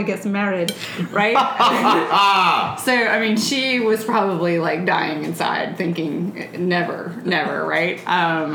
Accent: Georgia, United States; I grew up as a certain kind of girl in the South.

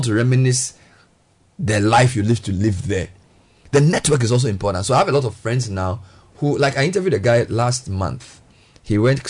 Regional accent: Ghana; I was the only Ghanaian. That's where I understood what it means to be an African. Because I was the only Ghanaian

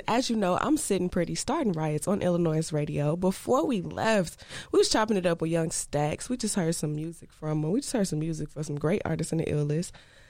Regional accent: Chicago, Illinois, United States; I feel like Chicago people, we kind of got that always.

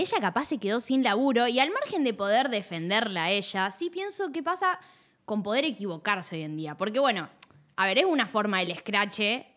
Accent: Puerto Madryn, Chubut, Argentina; de Puerto Madryn, de donde soy yo

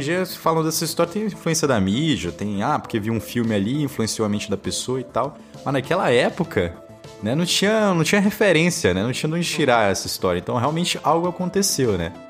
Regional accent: Manaus, Amazonas, Brazil; Eu sou do Amazonas, sou de Manaus

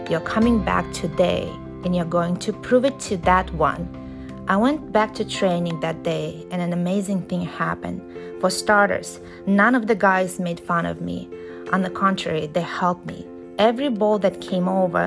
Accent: United States; also born or lived in Russia; growing up in Russia and then America, mostly America

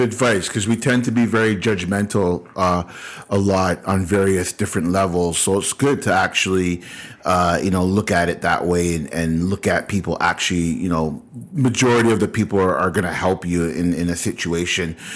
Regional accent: Canada; we are Canadian

